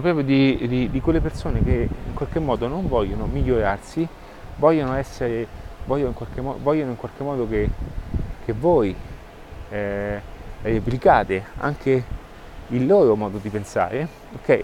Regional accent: Rome, Lazio, Italy; io sono di Roma

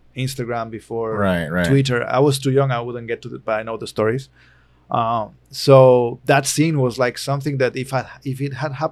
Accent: Barcelona, Catalonia, Spain; I was born in Barcelona, which is even more European than the rest of Spain.

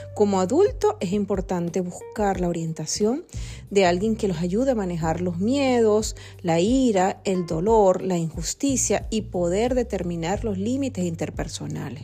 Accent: Venezuela; nosotros somos venezolanos

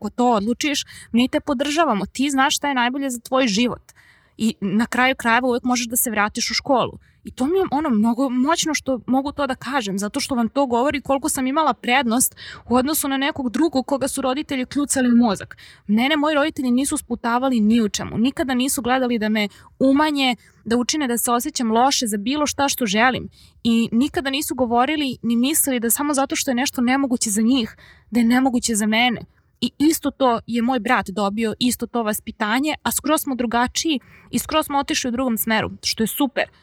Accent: Serbia; sam odrasla u Srbiji što pričam srpski jezik i što razumem hrvatski jezik, crnogorski, bosanski, slovenački, makedonski. Sad sam učila i mađarski prošle godine

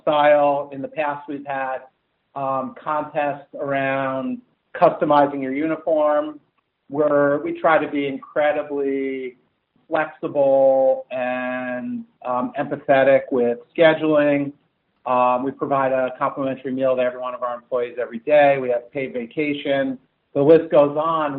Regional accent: New Jersey, United States; also born or lived in East Coast; now in California, United States; I grew up in Central Jersey

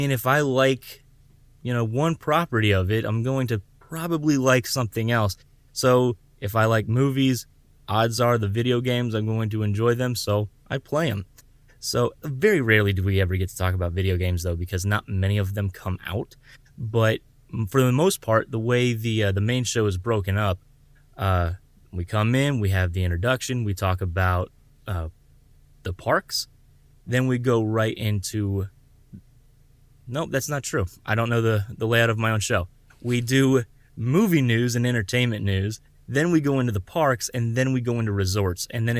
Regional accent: Florida, United States; Oh, man, I've grown up in Florida. I was born and raised in Southwest Florida. That's where I live now.

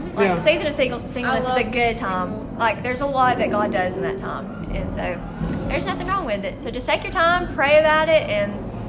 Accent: Boaz, Alabama, United States; I'm from Boaz too

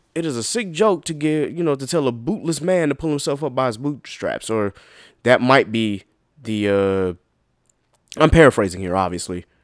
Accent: South Carolina, United States; I'm from South Carolina

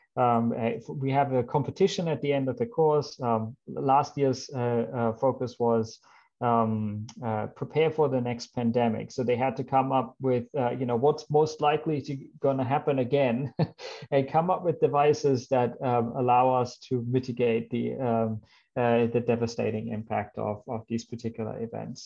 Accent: Germany; English is a second language; moved away as an adult; also born or lived in Australia; I come from Germany. Maybe you can see that from my name or hear it in my accent. Uh, that's where I grew up.

